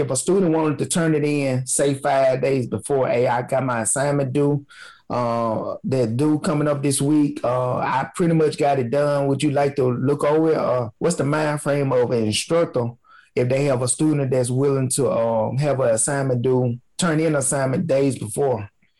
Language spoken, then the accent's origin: English; Jackson, Alabama, United States; first language African American Vernacular English; I'm from Jackson, Alabama.